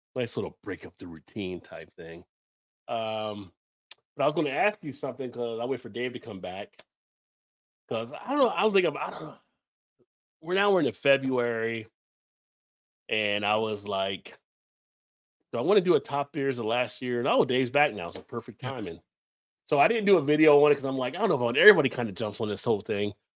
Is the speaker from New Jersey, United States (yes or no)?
yes; New Jersey, United States; I grew up in Jersey